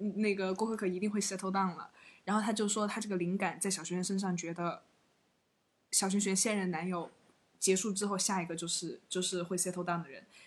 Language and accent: Chinese; Chengdu, Sichuan, China; 作为一个成都人